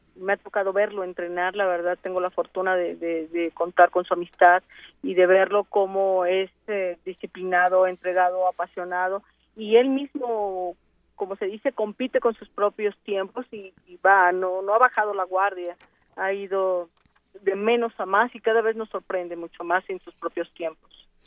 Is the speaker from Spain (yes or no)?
no; Mexico; para nosotros como universitarios es un gran orgullo, como mexicanos doblemente